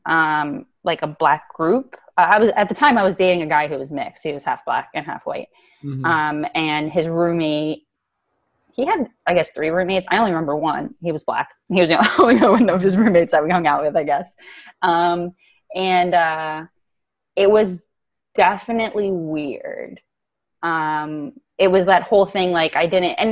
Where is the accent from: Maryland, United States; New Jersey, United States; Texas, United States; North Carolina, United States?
New Jersey, United States; Willingboro; growing up in Willingboro is that I'm really grateful for it